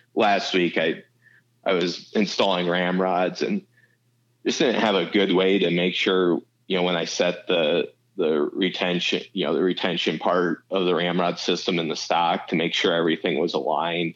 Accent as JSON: {"language": "English", "region": "Iowa", "country": "United States", "tie": "born or raised there", "moved": "as an adult", "lives_now": "Arizona, United States", "said": "I moved from Iowa to to Arizona"}